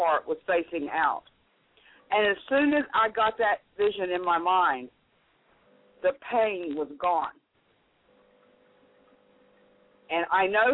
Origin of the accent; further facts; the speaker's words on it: North Carolina, United States; accent: southern; also born or lived in Florida; I was born in North Carolina. I've lived all over Florida, North Carolina. But North Carolina is what I call home